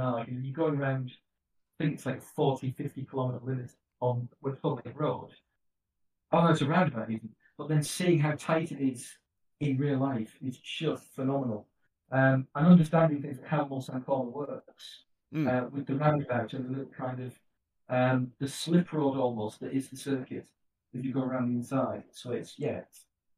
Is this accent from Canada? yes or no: no; England, United Kingdom; being English